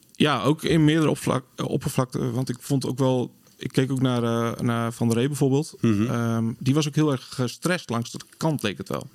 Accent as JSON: {"language": "Dutch", "town": "Sleen", "region": "Drenthe", "country": "Netherlands", "tie": "born or raised there", "moved": "yes", "lives_now": "Groningen, Netherlands", "said": "geboren in Sleen"}